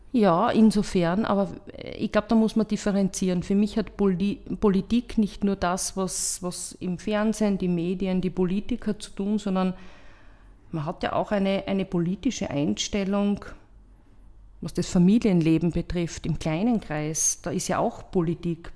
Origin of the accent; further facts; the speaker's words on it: Graz, Styria, Austria; Ich bin in Gösting aufgewachsen